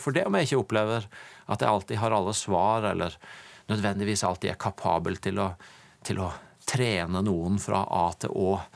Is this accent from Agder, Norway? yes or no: yes; Tvedestrand, Agder, Norway; kjøkkenbordet jeg fikk lov til å vokse opp i i min familie hjemme i Tvedestrand